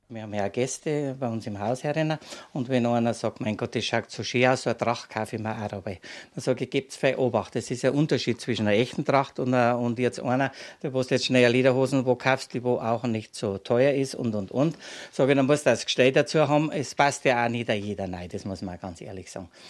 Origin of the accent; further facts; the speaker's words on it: Bayrischzell, Bavaria, Germany; ein gebürtiger Bayerisch Zeller